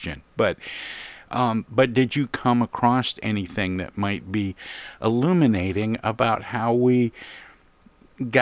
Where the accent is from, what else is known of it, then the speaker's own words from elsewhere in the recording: Flint, Michigan, United States; born and raised in Flint, Michigan